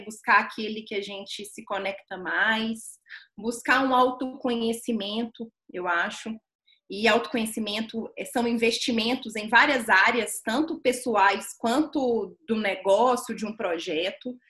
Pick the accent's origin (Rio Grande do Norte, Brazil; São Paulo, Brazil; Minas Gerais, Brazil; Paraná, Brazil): Minas Gerais, Brazil; Belo Horizonte; eu sou mineira de Belo Horizonte